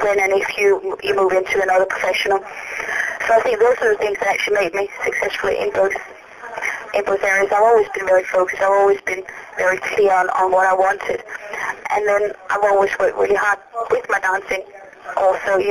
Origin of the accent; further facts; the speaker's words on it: Copenhagen, Capital Region of Denmark, Denmark; moved away as an adult; now in London, United Kingdom; My husband and I, we are originally from Denmark. We moved to London when we were only 18 to pursue our dancing